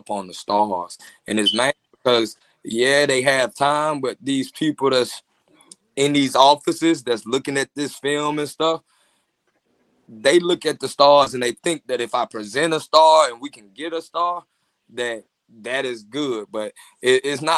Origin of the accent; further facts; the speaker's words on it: Mississippi, United States; now in Atlanta, United States; I'm from Mississippi